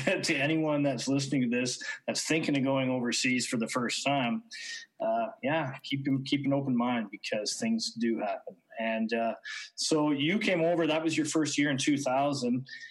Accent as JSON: {"language": "English", "country": "Canada", "moved": "as an adult", "lives_now": "Austria", "said": "We're both Canadian baseball players who took our career, our baseball career, overseas to Austria"}